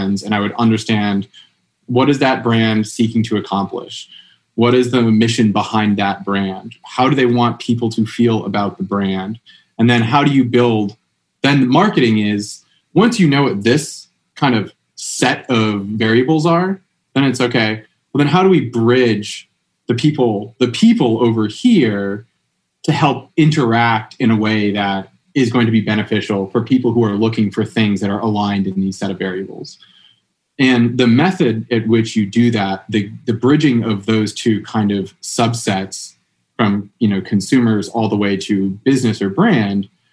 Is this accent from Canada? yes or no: no; the Berkshires, Massachusetts, United States; I'm from here in the Berks. I'm from a town over